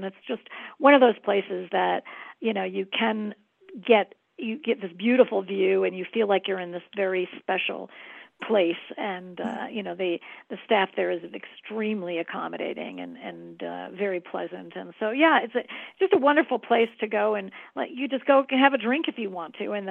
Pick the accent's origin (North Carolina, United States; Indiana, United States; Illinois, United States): Illinois, United States; Chicago; I was being born and raised in Chicago